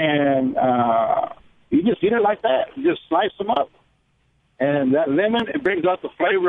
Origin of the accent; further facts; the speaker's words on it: El Paso, Texas, United States; Now, over here in Texas, I'm from El Paso. I'm a truck driver.